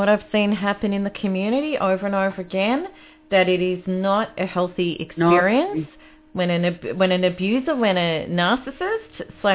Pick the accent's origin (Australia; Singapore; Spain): Australia; I'm Australian